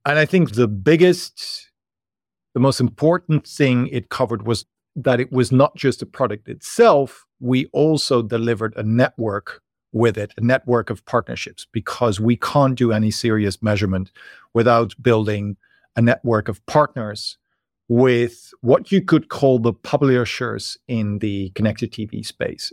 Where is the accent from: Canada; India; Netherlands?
Netherlands; moved away as an adult; now in Berlin, Germany; I moved here from the Netherlands, where I'm originally from, as a student